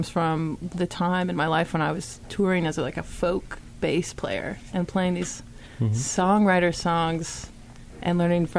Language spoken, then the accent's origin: English; Brandon, Manitoba, Canada; I grew up in Brandon